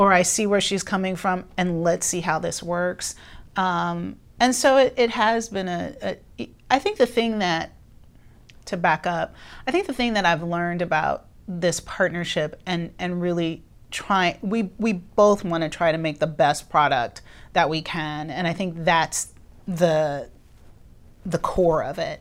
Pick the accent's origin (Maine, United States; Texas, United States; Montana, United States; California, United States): California, United States; Los Angeles; I grew up in Los Angeles